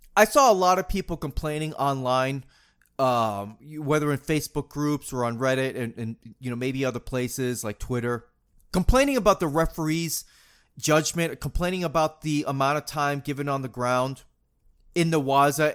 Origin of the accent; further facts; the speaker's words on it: New England, United States; growing up in New England